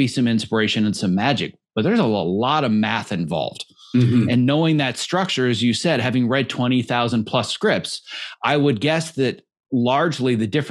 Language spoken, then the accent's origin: English; Wisconsin, United States; I also grew up on a farm in the Midwest